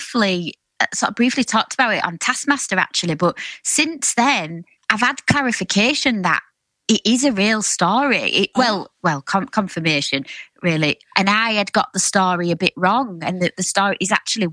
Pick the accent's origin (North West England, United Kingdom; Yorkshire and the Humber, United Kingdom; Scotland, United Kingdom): Yorkshire and the Humber, United Kingdom; Hull; also born or lived in Hessle; I'm West Hull. I was brought up on Springbank, and then we moved to Hesel when I was a bit older.